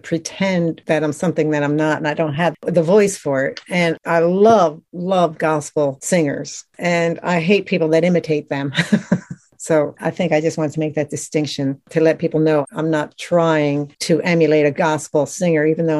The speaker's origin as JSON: {"language": "English", "town": "Atlantic City", "region": "New Jersey", "country": "United States", "moved": "yes", "lives_now": "Outer Banks, United States", "said": "I'm originally from Atlantic City, New Jersey, which is a kind of a beach tourist town. And now I moved to the Outer Banks, which is a tourist town."}